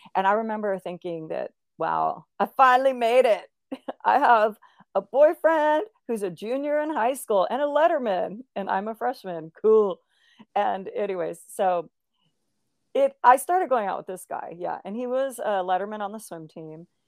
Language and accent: English; Olympia, Washington, United States; I grew up in Olympia, Washington